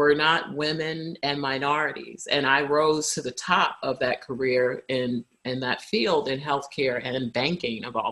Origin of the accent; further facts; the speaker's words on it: Brooklyn, New York, United States; because I grew up in Brooklyn